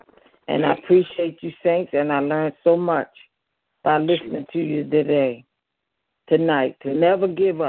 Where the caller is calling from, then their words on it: Baltimore, Maryland, United States; I'm calling in from Baltimore, Maryland.